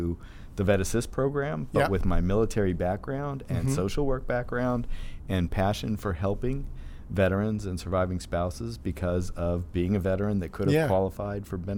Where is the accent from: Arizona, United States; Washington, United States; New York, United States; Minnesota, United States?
Arizona, United States; Sierra Vista; also born or lived in Tucson / San Diego; now in Arizona, United States; Right. I grew up in Sierra Vista, Arizona, next to Fort Huachuca.